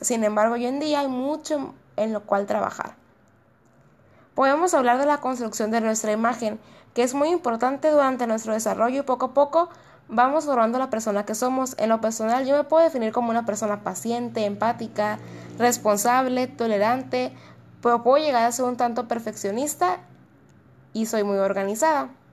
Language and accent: Spanish; Mexico; nosotros porque somos esa sociedad mexicana